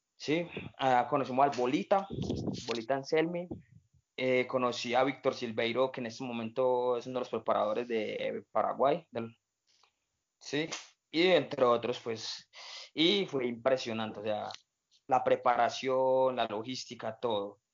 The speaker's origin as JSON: {"language": "Spanish", "country": "Colombia", "said": "nosotros como colombianos"}